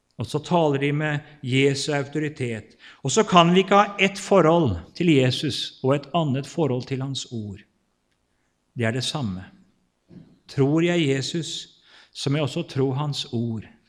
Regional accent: Kvelde, Vestfold, Norway; født og oppvokst og bor fortsatt i Kvelde i Vestfold

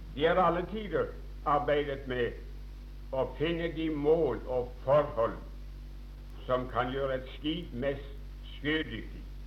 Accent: Åkerhamn, Rogaland, Norway; Jeg husker en gang hjemme i Åkerhamn

